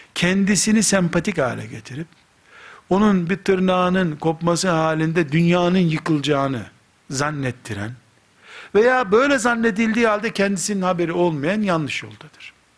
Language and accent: Turkish; Black Sea Region, Turkey; Karadeniz çocuğu olduğumuzu